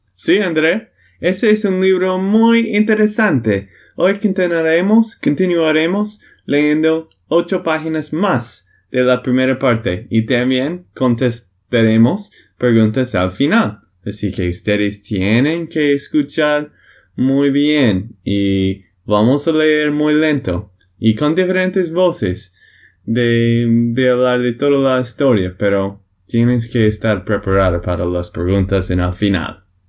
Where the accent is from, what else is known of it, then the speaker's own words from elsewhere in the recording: Texas, United States; de Texas, Estados Unidos.